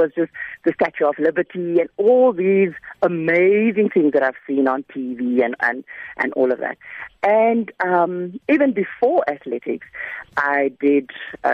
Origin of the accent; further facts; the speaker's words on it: Macassar, Western Cape, South Africa; moved away as an adult; I first had to get out of Macassar